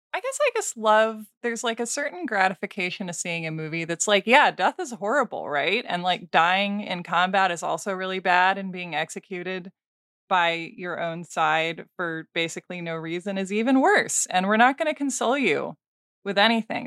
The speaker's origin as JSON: {"language": "English", "town": "Portland", "region": "Oregon", "country": "United States", "tie": "born or raised there", "said": "Portland, Oregon, my hometown"}